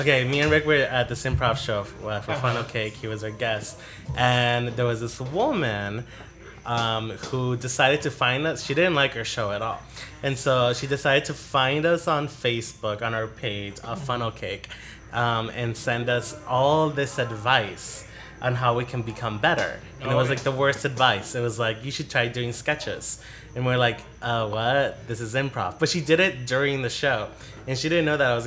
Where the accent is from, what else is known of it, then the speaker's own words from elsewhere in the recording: Mexico; moved away; I'm Mexican, okay. So I can say that. And I am from Mexico.